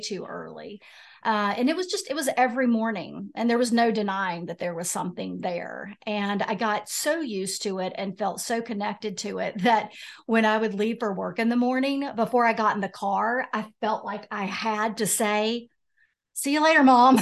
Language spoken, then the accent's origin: English; Roanoke, Virginia, United States; moved away as an adult; now in Wilmington, United States; So I'm from Roanoke, Virginia